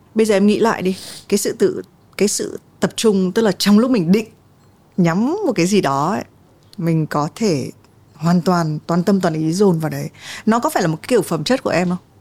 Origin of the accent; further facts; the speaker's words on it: Vietnam; mình đến từ Việt Nam